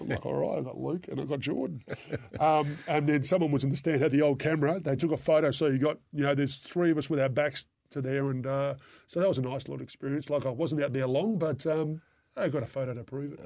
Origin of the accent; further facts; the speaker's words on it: Australia; I'm Australian